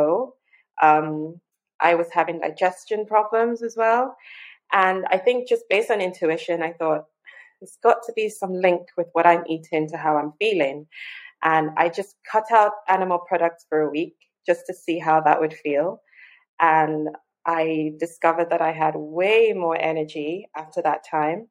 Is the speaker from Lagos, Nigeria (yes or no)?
yes; Lagos, Nigeria; I was born and raised in Lagos, Nigeria